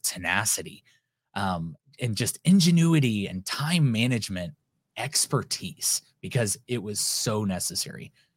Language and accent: English; United States; I'm an American